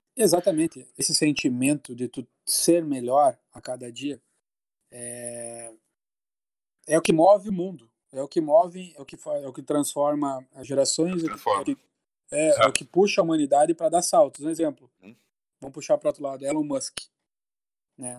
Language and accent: Portuguese; Santo Ângelo, Rio Grande do Sul, Brazil; also born or lived in Porto Alegre; todos somos da mesma cidade, é de Santo Ângelo